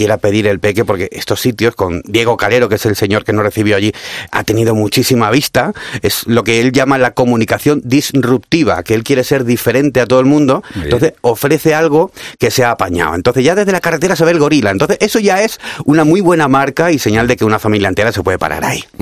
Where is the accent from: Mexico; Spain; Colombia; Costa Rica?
Spain; Cádiz, Andalusia; Yo hablo fino porque me pagáis, pero en fin, en la tele, pero yo soy de Cádiz